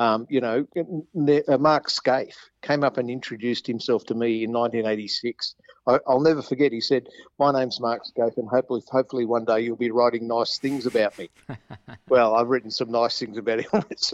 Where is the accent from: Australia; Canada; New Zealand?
Australia; Campbelltown, New South Wales; when I was young growing up in Campbelltown